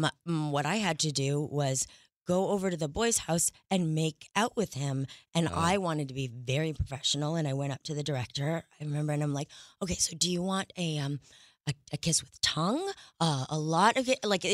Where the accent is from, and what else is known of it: Montreal, Quebec, Canada